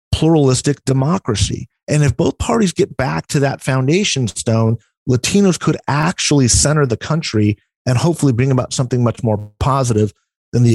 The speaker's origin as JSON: {"language": "English", "region": "Southern California", "country": "United States", "said": "I'm from Southern California, where everybody was either Mexican, Mexican-American"}